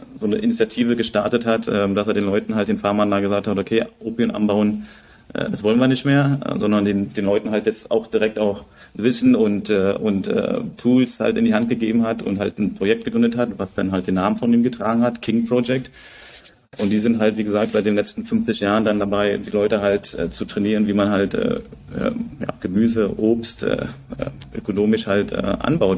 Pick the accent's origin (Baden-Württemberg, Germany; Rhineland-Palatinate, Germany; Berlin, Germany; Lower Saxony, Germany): Berlin, Germany; now in Bangkok, Thailand; wir kommen aus Berlin